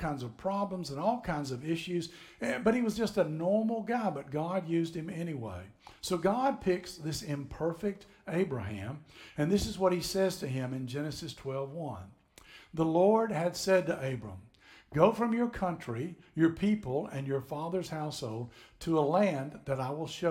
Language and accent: English; Tennessee, United States; moved away as an adult; now in Florida, United States; I grew up in Tennessee. … and I are from Tennessee